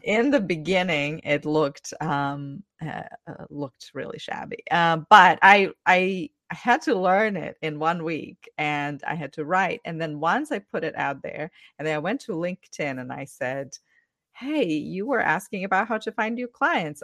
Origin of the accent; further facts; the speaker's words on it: Ukraine; English is a second language; moved away as an adult; now in United States; I'm originally from Ukraine, currently have been living in the U S for twelve years.